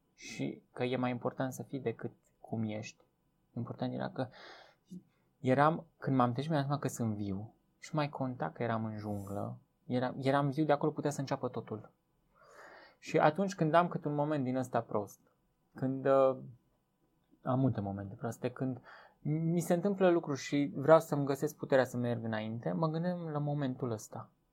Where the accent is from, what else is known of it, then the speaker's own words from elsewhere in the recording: Viștea, Brașov County, Romania; now in Cluj-Napoca, Romania; eu când am venit de la Viștea în Cluj, eu stăteam acolo la Viștea, mie satul îmi spunea cine sunt.